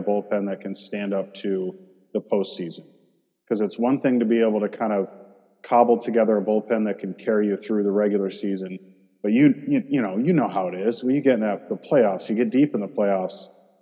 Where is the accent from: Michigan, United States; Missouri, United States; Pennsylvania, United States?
Michigan, United States; I grew up in Michigan